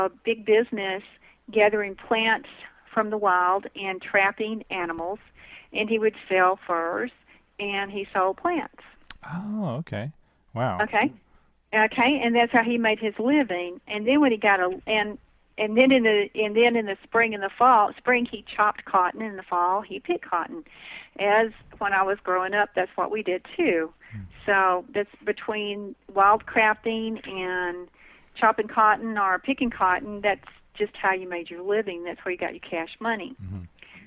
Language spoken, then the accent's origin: English; Northern Alabama, United States; accent: southern